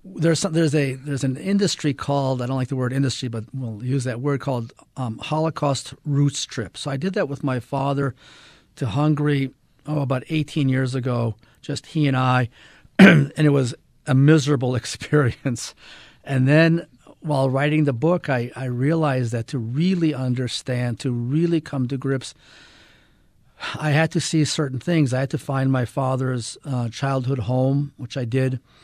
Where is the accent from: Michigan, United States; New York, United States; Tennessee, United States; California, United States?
Michigan, United States; Ann Arbor; moved away; also born or lived in Israel / Utah; I was raised in Ann Arbor, Michigan